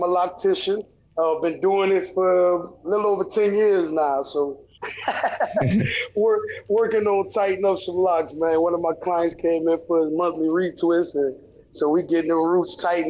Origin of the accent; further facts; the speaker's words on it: the South, United States; And growing up in the South and just in the church